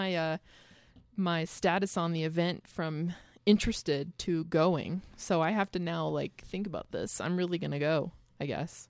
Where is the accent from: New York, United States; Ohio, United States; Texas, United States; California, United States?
California, United States; Bakersfield; now in Reno, United States; I come from Bakersfield and I currently live in Reno.